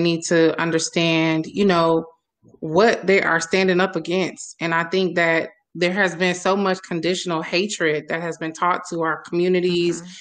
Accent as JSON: {"language": "English", "town": "Milwaukee", "region": "Wisconsin", "country": "United States", "tie": "born or raised there", "said": "my hometown of Milwaukee, uh, Wisconsin"}